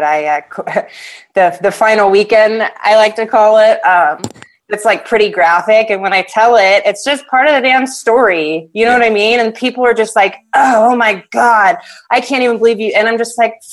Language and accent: English; Hawaii, United States; we grew up in Hawaii